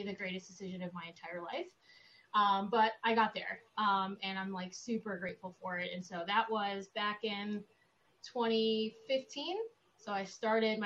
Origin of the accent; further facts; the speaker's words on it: Texas, United States; now in Boston, United States; I grew up in Texas, actually, which is where I kind of fell in love with football in the first place